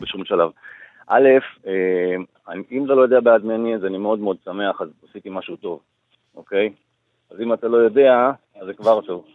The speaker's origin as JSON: {"language": "Hebrew", "country": "Israel", "tie": "born or raised there", "said": "אני עד גיל, אה, שמונה עשרה גדלתי בקיבוץ, אה, דתי"}